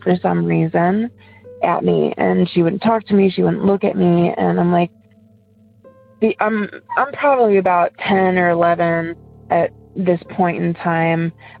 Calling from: Ohio, United States; I'm from Ohio.

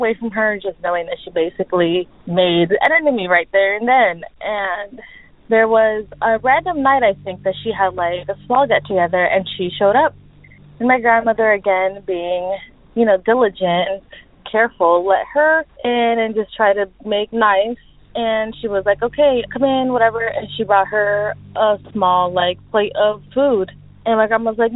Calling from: Southern California, United States; also born or lived in Mexico City, Mexico; I'm calling from SoCal

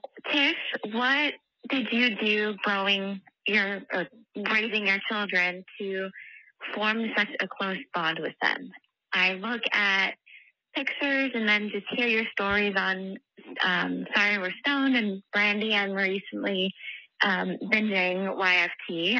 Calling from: California, United States; I'm calling from California.

